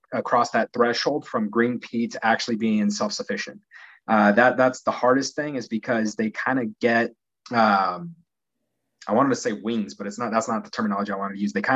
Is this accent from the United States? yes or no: yes; Pueblo, Colorado, United States; also born or lived in Denver, Colorado; I'm actually from Pueblo, Colorado